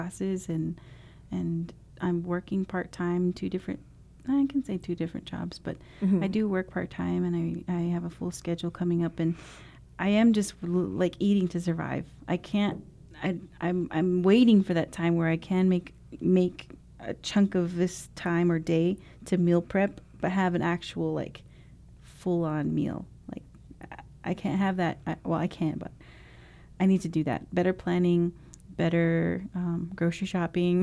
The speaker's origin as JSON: {"language": "English", "region": "Navajo Nation", "country": "United States", "also_born_or_lived": "St. Louis, Missouri", "moved": "as an adult"}